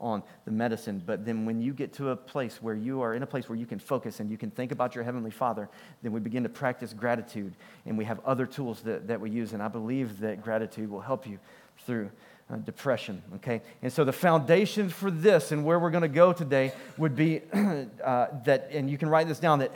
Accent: United States; I'm American

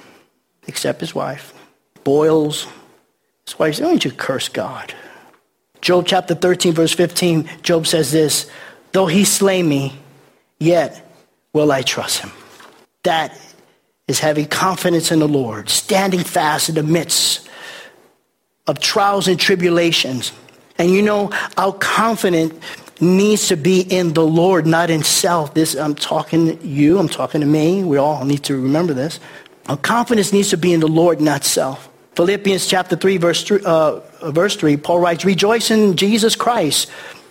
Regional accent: New York City, New York, United States; moved away; also born or lived in Milford, Pennsylvania; I'm from New York City

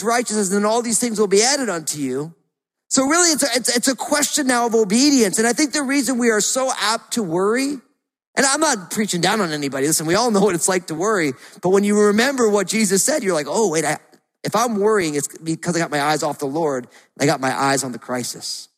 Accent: New Jersey, United States; Growing up in New Jersey, there was all those seagulls down at the beach

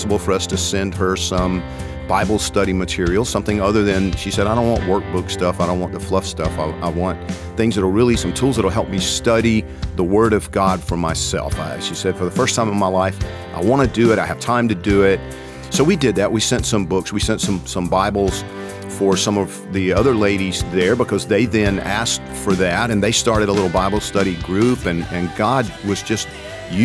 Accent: Georgia, United States; moved away; I'm from Georgia

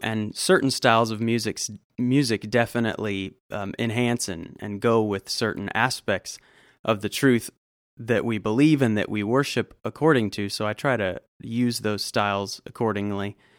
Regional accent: Southern California, United States; moved away as an adult; also born or lived in Fort Worth, Texas / Georgia; now in Woodstock, United States; I grew up in Southern California

